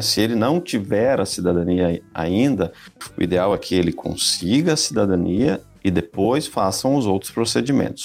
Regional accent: Brazil; moved away as an adult; nós saímos do Brasil, da América Latina, estamos na Europa

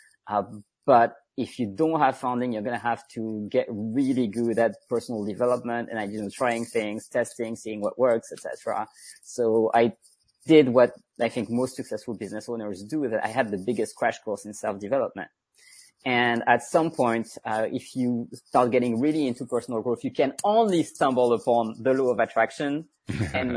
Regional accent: France; English is a second language; moved away as an adult; I am really French. I was born and raised in France. I lived in France the first 25 years of my life. And then I moved abroad.

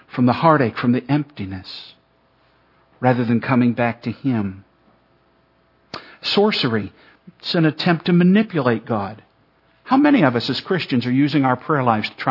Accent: Ireland; I'm Irish

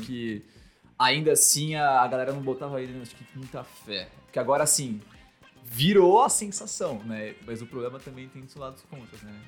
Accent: São Paulo, Brazil; sou da Zona Norte aqui de São Paulo

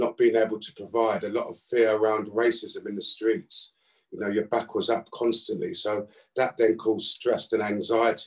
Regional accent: London, United Kingdom; I was brought up in South London

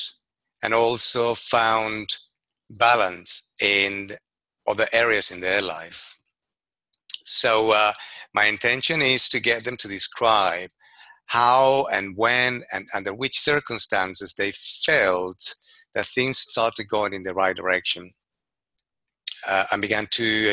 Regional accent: Venezuela; moved away as an adult; now in London, United Kingdom; I'm originally from Venezuela. I graduated as an architect, left my country 30 years ago

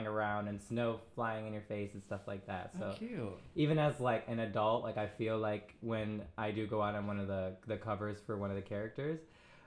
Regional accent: Midwest, United States; moved away as an adult; now in New York, United States; I'm originally from the Midwest. I moved here in, like, 2015.

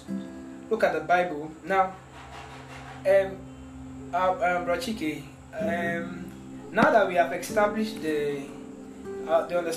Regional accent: Nigeria; I'm a Nigerian

